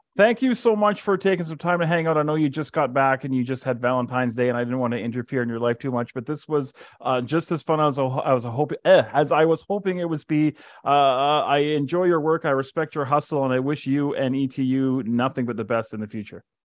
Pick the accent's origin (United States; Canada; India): Canada; Calgary, Alberta; now in Edmonton, Canada; I live in Edmonton, but I was born and raised in Calgary